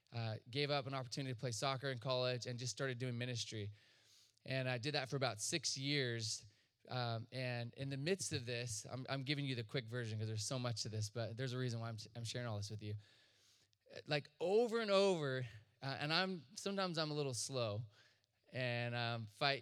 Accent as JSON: {"language": "English", "town": "Chico", "region": "California", "country": "United States", "tie": "born or raised there", "said": "I'm from Northern California, Chico. And they just started a church in their living room with some friends. So I just grew up around ministry and all this"}